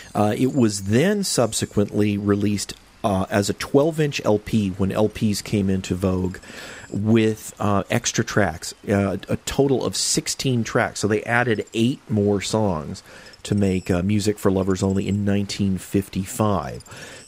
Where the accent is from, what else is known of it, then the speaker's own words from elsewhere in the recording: California, United States; I grew up in California